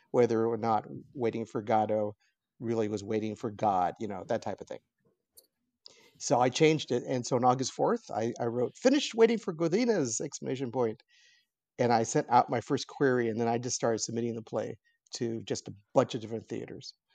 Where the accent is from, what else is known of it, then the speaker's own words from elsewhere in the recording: Los Angeles, California, United States; I was born in, in downtown L A, and I have lived here my entire life